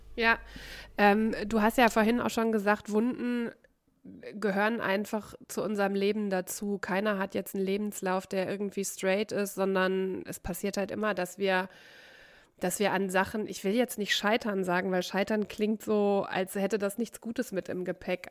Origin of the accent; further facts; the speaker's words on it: North Rhine-Westphalia, Germany; now in Cologne, Germany; aus dem Kaff, wo ich herkomme, vom Niederrhein